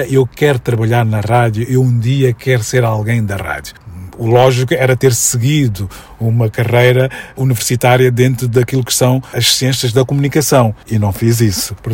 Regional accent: Mozambique; moved away; Porque eu, quando saí de Moçambique, eh, as pessoas que saíram na minha época, que fomos muitos, eh, nós sentíamos que o espaço Moçambique, ou espaço Maputo

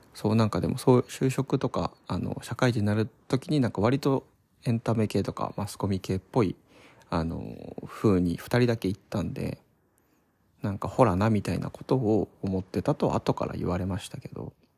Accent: Odawara, Kanagawa, Japan; moved away as an adult; also born or lived in Tsukuba, Ibaraki / Fukuoka; now in Tokyo, Japan; 地元はそう神奈川の小田原っていうところなんですけど

